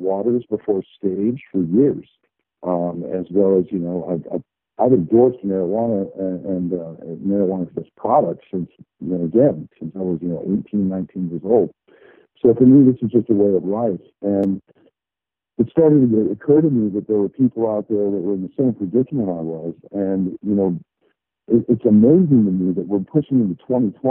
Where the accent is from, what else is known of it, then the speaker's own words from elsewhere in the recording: Colorado, United States; I grew up in Colorado